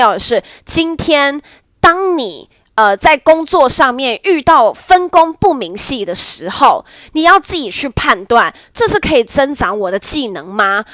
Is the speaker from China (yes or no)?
no; Nantou County, Taiwan; 我的家乡南投